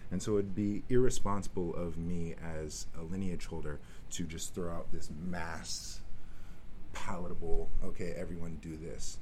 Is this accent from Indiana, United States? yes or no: no; Richmond, California, United States; I grew up in the East Bay, Richmond, California